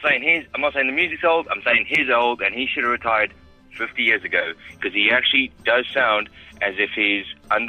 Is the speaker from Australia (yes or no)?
no; South Africa; accent: South African; now in London, United Kingdom; it's just my South African accent.